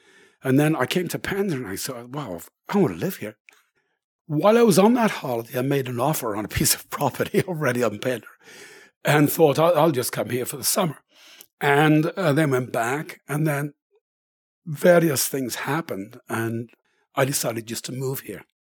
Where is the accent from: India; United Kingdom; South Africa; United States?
United Kingdom; England; now in Canada; But growing up in England, anybody would stop and help you and give directions or whatever